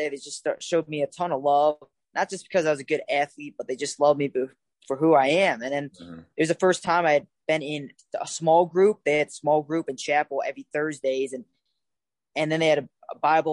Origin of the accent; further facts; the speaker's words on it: Cleveland, Ohio, United States; moved away as an adult; I grew up in Cleveland, Ohio.